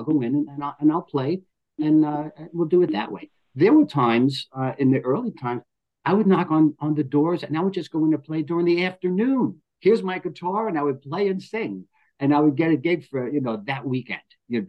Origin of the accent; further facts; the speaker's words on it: New York City, New York, United States; moved away as an adult; also born or lived in Texas; now in San Diego, United States; I'm from New York, and in New York, Rockaway Beach, New York